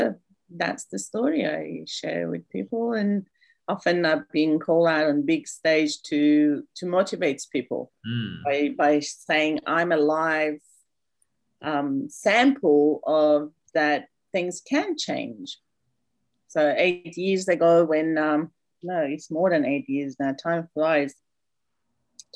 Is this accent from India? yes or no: no; Iran; now in Australia; I'm from Iran, came to Australia about 21 years ago as a refugee.